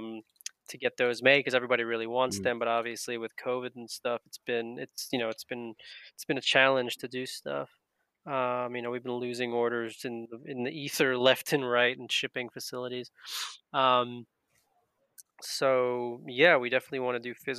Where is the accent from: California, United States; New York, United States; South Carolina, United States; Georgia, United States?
New York, United States; Long Island; we're both Jews from Long Island, New York.